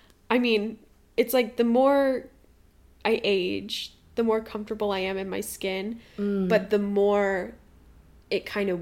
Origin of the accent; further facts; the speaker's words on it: United States; As an American society